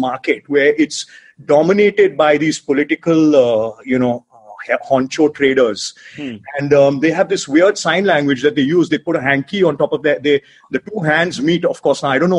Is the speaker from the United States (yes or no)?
no; Mumbai, Maharashtra, India; I come from Bombay